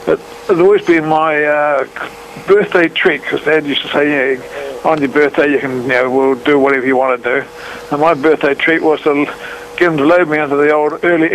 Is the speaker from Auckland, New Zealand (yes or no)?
yes; Auckland, New Zealand; I was born in Auckland at the end of World War II and about 100 yards away from where Motet now is.